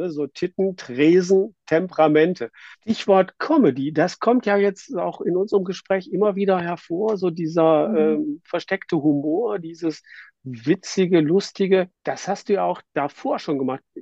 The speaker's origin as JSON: {"language": "German", "region": "Northern Germany", "country": "Germany", "said": "als Norddeutscher etwas, etwas genauer hinschauen, wie heißt es denn nun?"}